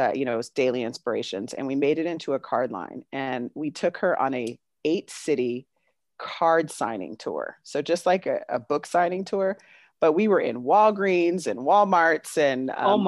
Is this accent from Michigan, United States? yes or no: no; the Bay Area, California, United States; I grew up in the Bay Area